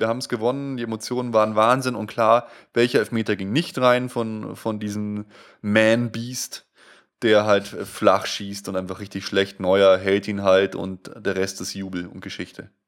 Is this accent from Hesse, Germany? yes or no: no; Munich, Bavaria, Germany; accent: not Bavarian dialect; ich bin jetzt kein richtig krasser Bayer, Bayer, der jetzt bayerisch redet, aber ich bin ja halt in Bayern aufgewachsen, in München geboren